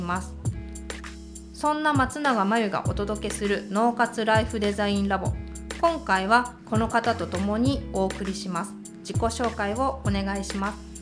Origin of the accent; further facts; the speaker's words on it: Yamanashi, Japan; 出身は山梨県です